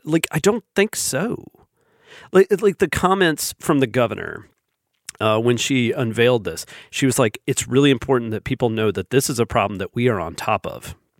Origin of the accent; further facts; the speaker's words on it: the South, United States; growing up in the South and living here most of my life.